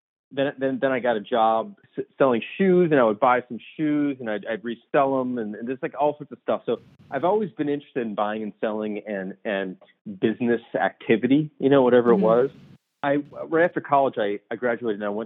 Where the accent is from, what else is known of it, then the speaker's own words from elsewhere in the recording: Deerfield, Illinois, United States; also born or lived in Tucson, Arizona; now in Chicago, United States; I grew up in the suburbs of Chicago. So about 30 miles north of Chicago in a suburb called Deerfield.